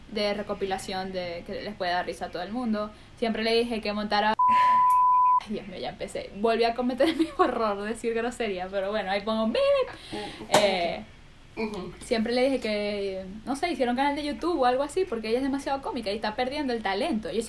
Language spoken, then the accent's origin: Spanish; Maracaibo, Zulia, Venezuela; moved away